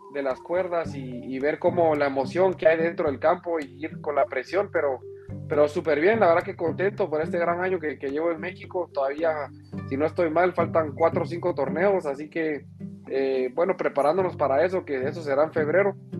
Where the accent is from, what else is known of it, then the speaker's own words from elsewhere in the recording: Guatemala; nuestro país está creciendo.